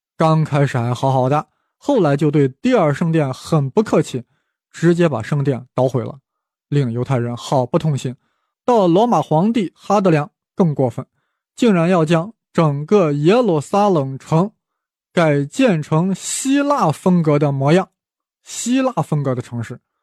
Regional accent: China; 我们中国人

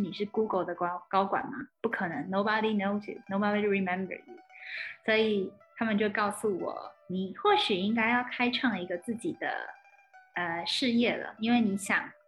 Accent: Sun Moon Lake, Nantou County, Taiwan; moved away as an adult; also born or lived in Shanghai, China; 我的老家日月潭这边

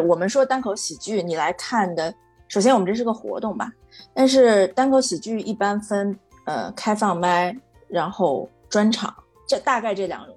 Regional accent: Beijing, China; moved away as an adult; also born or lived in Shaanxi; now in New York, United States; 我在嗯。北京长大嘛

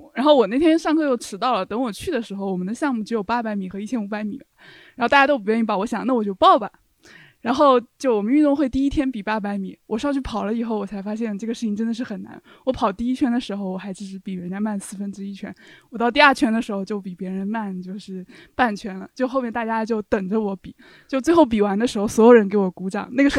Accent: Nanchang, Jiangxi, China; 啊、我是从南昌来的。

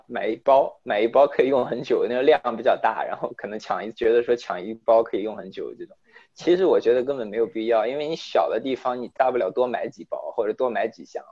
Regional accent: China; now in United States; 作为中国人

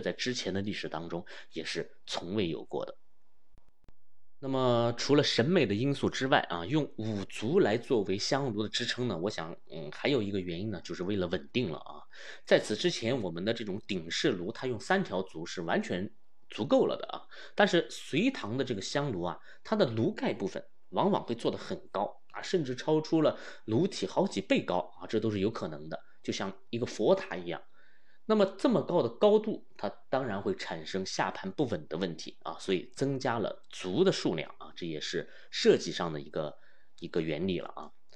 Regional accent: China; 我们中国人使用忍冬的这个逆时非常地悠久啊

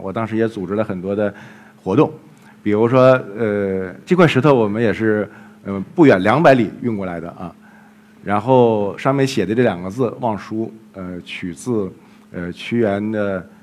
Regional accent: Jilin, China; moved away; 后来我们又到了吉林，也是我的家乡

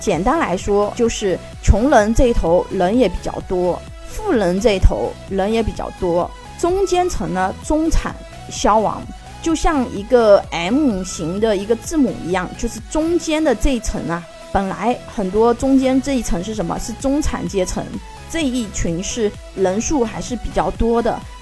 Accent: China; 我们中国人

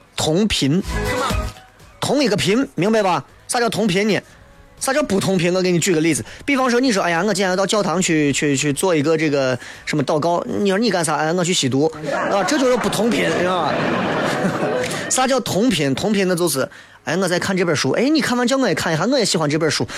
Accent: China; 作为中国人

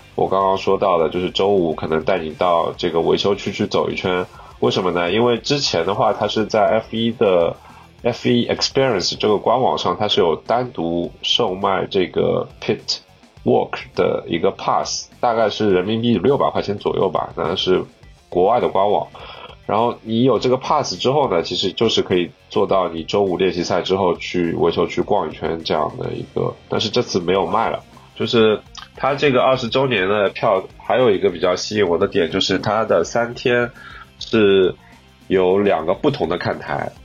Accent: Shanghai, China; 作为一个上海人

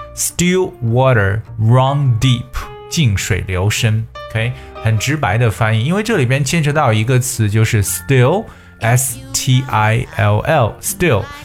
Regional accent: China; 我们中国人

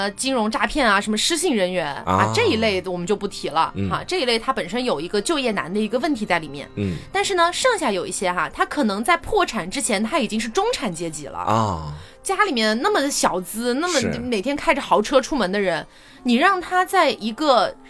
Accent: Chongqing, China; also born or lived in Chengdu, Sichuan / Hangzhou / Beijing; 我小时候在什么重庆、成都也是能看到流浪汉，

